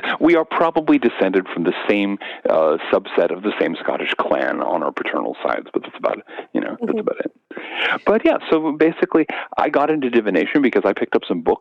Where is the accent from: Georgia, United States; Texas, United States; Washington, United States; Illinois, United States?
Washington, United States; Seattle; I grew up in the South Seattle suburbs in the late 60s and early 70s.